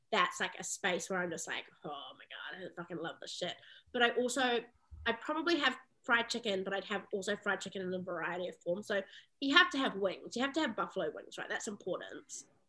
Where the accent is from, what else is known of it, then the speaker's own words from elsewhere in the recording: Palmerston North, Manawatū-Whanganui, New Zealand; this like little city, Palmerston North, that I grew up in New Zealand